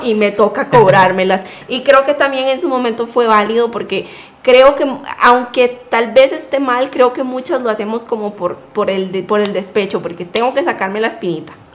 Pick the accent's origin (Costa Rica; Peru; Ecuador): Costa Rica; now in United States; tengo 24 años, soy de Costa Rica